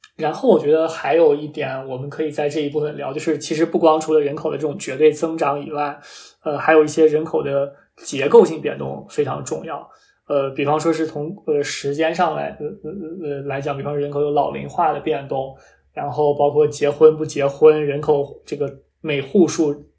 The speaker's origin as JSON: {"language": "Chinese", "region": "Shanxi", "country": "China", "tie": "born or raised there", "said": "我非常关心我家乡山西的发展"}